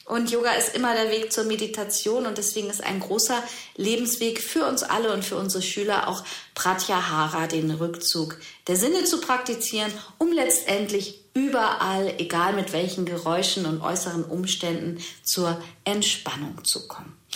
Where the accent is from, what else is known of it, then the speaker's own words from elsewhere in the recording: Germany; gerade bei uns im Westen, in Deutschland, es muss alles rein und clean sein